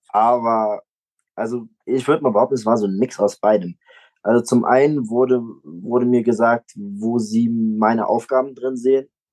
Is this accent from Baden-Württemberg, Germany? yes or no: no; Föhren, Rhineland-Palatinate, Germany; Ich komme aus Föhren, das ist ein kleines Dorf bei Trier